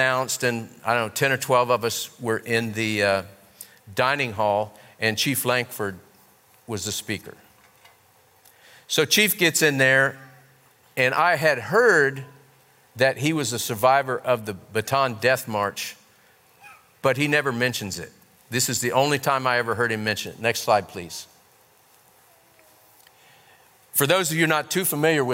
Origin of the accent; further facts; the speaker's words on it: Ohio, United States; I grew up in Ohio